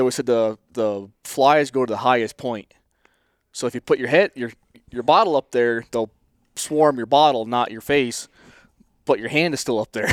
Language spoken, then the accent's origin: English; Northern New York, United States; I'm from Northern New York